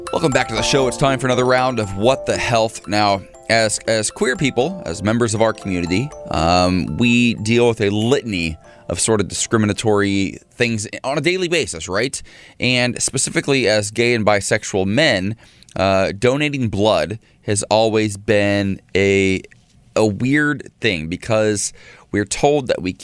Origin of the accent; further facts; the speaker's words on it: Columbus, Ohio, United States; my home state and home city of Columbus, Ohio.